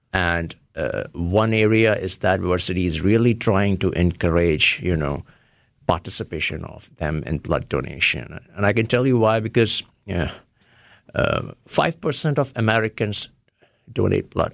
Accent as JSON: {"language": "English", "town": "Varanasi", "region": "Uttar Pradesh", "country": "India", "tie": "born or raised there", "also_born_or_lived": "Ohio", "moved": "as an adult", "lives_now": "United States"}